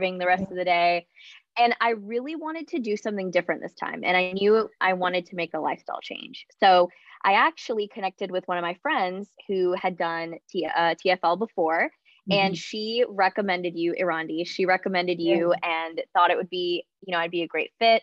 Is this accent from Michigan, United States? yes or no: no; Charlotte, North Carolina, United States; I am from Charlotte, North Carolina in the U.S.